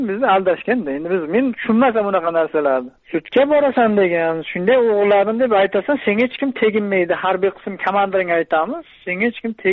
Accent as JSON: {"language": "Uzbek", "area": "Kasbi District", "region": "Qashqadaryo Region", "country": "Uzbekistan", "tie": "born or raised there", "also_born_or_lived": "Chirchiq", "said": "qashqadaryo viloyati kasbi tumanida tug'ilganman"}